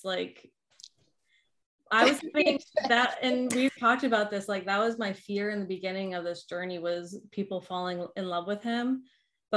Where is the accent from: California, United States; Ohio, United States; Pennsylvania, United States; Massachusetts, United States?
Massachusetts, United States; Boston; moved away; I grew up, we lived in a few different parts, but my main running grounds were South Boston